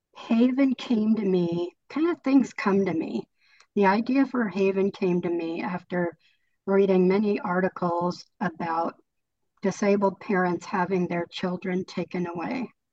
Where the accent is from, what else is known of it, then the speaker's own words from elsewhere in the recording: California, United States; moved away as an adult; also born or lived in Colorado; I was living in Colorado, but I grew up in California and I'm living back in California now.